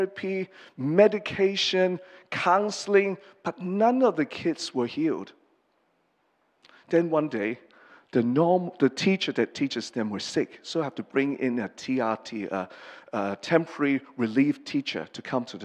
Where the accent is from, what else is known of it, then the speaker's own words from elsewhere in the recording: Hong Kong; first language English; moved away; I'm from Hong Kong. I've lived here since 83. So my English is mostly my mother tongue, and Cantonese is second, and Mandarin is the last